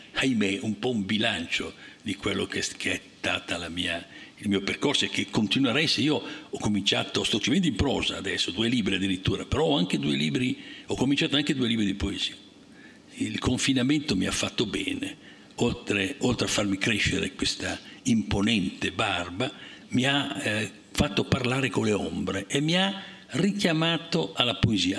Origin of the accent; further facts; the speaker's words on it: Liguria, Italy; io come Ligure